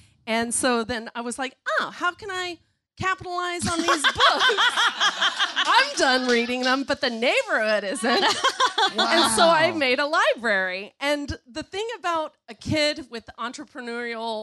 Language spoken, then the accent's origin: English; Montgomery, Texas, United States; I grew up in South Texas in a town, little town called Montgomery